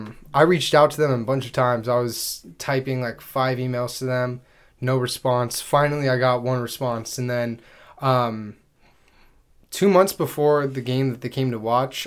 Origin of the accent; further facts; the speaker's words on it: Anaheim, California, United States; I'm from Orange County, California, a little small town called Anaheim Hills. I grew up playing soccer since I've been 4 years old.